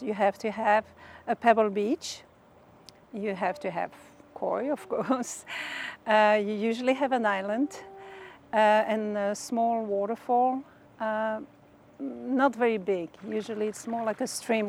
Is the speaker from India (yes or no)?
no; Belgium; moved away as an adult; also born or lived in Japan / Wisconsin; now in Tucson, United States; I was born in Belgium. And I lived there for about 18 years, but I knew from early on that I wanted to discover Japan. And I went there to study Japanese and stayed 15 years.